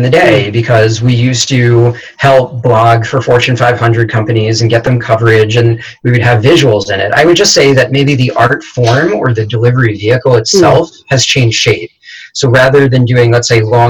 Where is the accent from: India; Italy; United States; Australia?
United States; New York; I'm a New Yorker